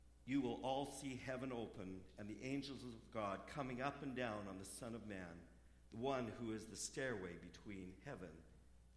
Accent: Vancouver, British Columbia, Canada; also born or lived in Winnipeg; now in Aldergrove, Canada; I grew up in Vancouver

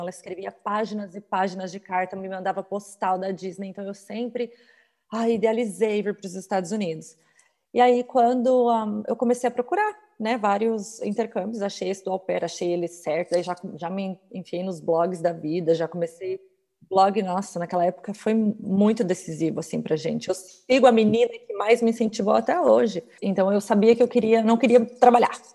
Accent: Curitiba, Paraná, Brazil; moved away as an adult; now in United States; Eu sou de Curitiba

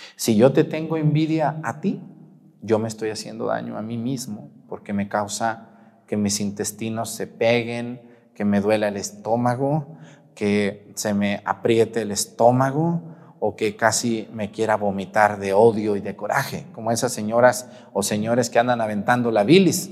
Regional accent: Mexticacán, Jalisco, Mexico; also born or lived in Yahualica, Jalisco / Nochistlán, Zacatecas / Teocaltiche, Jalisco; Yo soy originario de Mesticacán, Jalisco

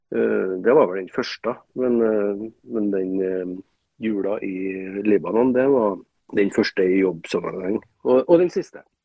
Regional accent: Trøndelag, Norway; moved away as an adult; now in Bodø, Norway; jeg er jo trønder

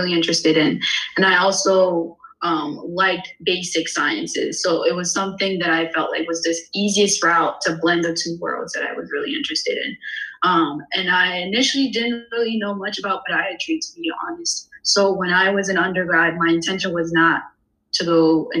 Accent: Indianapolis, Indiana, United States; also born or lived in Bloomington, Indiana / Philadelphia, Pennsylvania; I am originally from Indianapolis, Indiana.

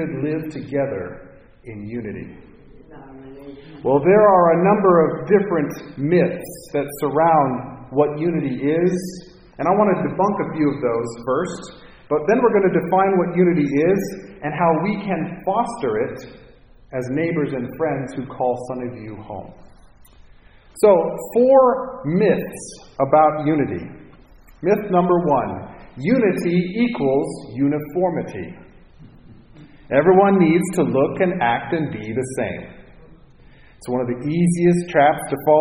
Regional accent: Minnesota, United States; now in Cupertino, United States; Herb Brooks grew up 45 minutes from my hometown. So there's a lot of Minnesota pride

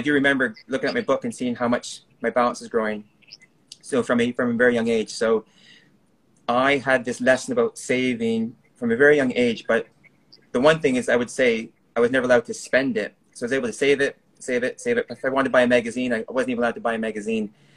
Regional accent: Canada; moved away; I was born in Canada, raised in Canada

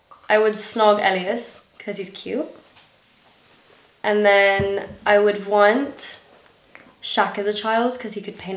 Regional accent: Dubai, United Arab Emirates; accent: international school; Yeah, so I grew up in Dubai, but like my mum's British nationality and my dad's Danish nationality.

